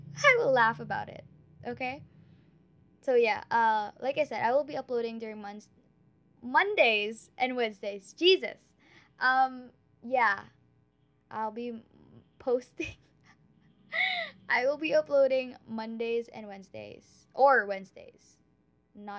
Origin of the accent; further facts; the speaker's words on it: Philippines; I am a Filipina. I speak Tagalog, English, and Bisaya.